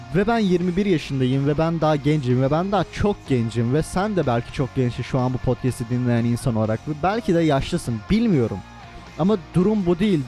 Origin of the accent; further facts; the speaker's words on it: Turkey; Almanya'da ben Türk'üm